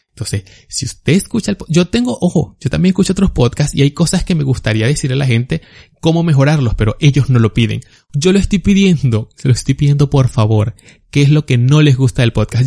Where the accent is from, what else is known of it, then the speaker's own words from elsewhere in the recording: Barquisimeto, Lara, Venezuela; yo soy de Barquisimeto